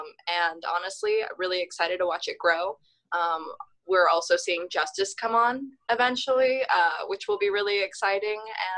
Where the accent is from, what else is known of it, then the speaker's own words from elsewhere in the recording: Hawaii, United States; now in Kansas City, United States; So I'm not a Kansas City native. I'm originally from Hawaii, a military brat. So I've lived all over the country and somehow found myself living in Kansas City.